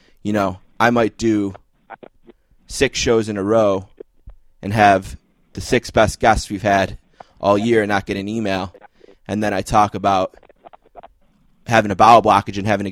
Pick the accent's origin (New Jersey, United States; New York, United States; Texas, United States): New York, United States; Buffalo; I'm a kid from Buffalo who loves the Saints and the Sabres